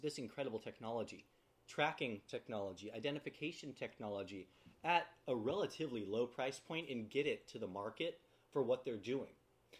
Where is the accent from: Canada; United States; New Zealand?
United States; being an American